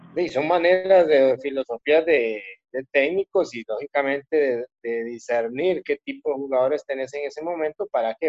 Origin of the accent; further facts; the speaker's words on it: Costa Rica; moved away as an adult; usted no pierde el ser costarricense, por más que se vaya lejos de tu país, seguir siendo costarricense